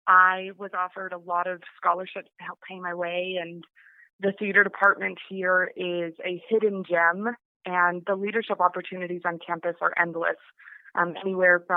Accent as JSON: {"language": "English", "town": "Johnstown", "region": "Colorado", "country": "United States", "tie": "born or raised there", "said": "I was born and raised in Johnstown, Colorado, which is over in the Front Range"}